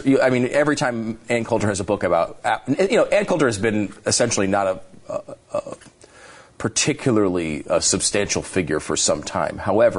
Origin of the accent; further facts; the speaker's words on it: Canada; other than being just a Canadian sports celebrity in general.